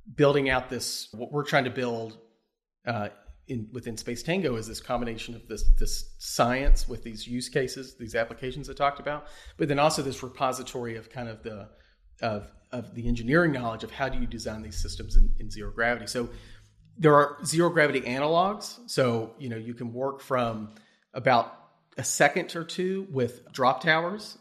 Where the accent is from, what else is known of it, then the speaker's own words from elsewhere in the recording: Bardstown, Kentucky, United States; Born and raised in Kentucky, um, from Bardstown, grew up on a, a cattle and tobacco farm in, in Bardstown